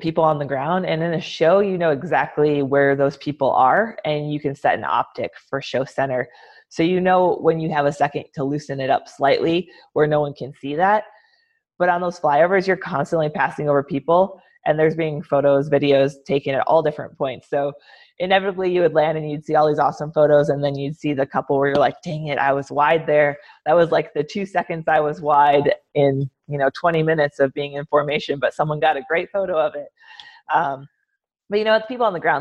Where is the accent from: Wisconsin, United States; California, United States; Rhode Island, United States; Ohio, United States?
Wisconsin, United States; Medford; moved away as an adult; now in Southwest United States; Growing up in Medford, it's a small town